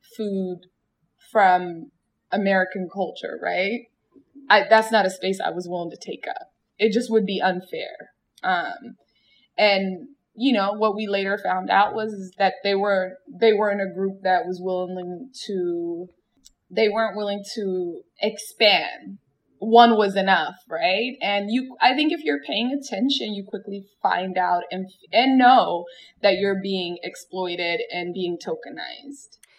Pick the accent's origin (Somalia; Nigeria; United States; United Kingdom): Somalia; the wonderful country of Somalia, my home country.